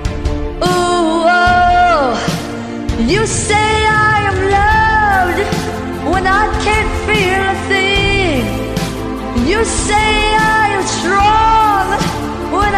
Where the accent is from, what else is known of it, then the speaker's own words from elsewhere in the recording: Erie, Pennsylvania, United States; now in Los Angeles, United States; my hometown of Erie, Pennsylvania